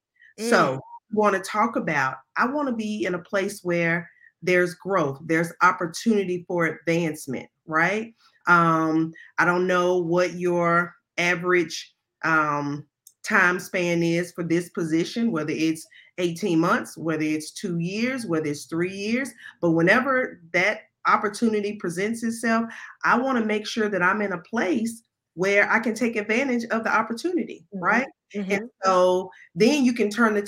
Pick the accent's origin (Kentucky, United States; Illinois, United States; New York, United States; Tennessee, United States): Tennessee, United States; Memphis; I'm from Memphis